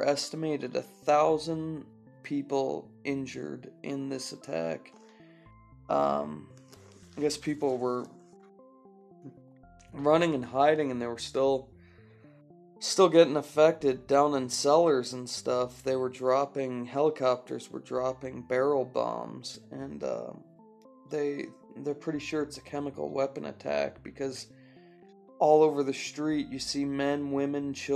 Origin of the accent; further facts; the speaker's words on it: California, United States; I'm from California